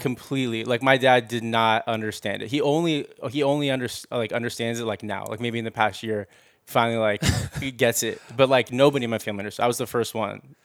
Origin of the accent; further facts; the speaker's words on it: Los Angeles, California, United States; I grew up in the Valley